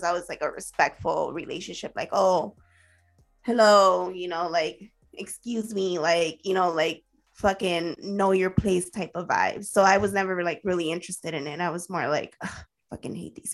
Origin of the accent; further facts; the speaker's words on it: Los Angeles, California, United States; also born or lived in Central America; now in Arizona, United States; growing up in East